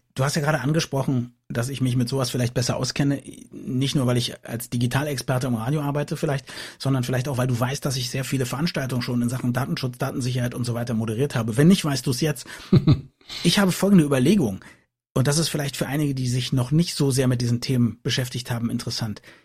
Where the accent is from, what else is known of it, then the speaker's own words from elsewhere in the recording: Germany; als Deutsche